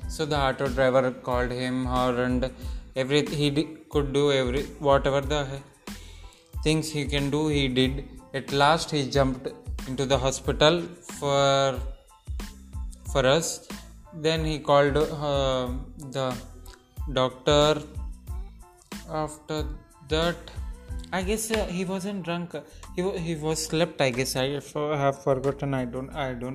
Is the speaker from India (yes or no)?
yes; Nandikotkur, Andhra Pradesh, India; I was born in Nandikotkur, Kurnool district, Andhra